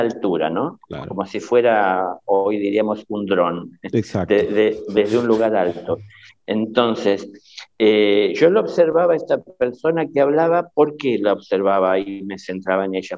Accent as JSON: {"language": "Spanish", "region": "Buenos Aires", "country": "Argentina", "tie": "born or raised there", "said": "la casa donde yo nací, que en realidad fue en la ciudad de Buenos Aires, en la capital"}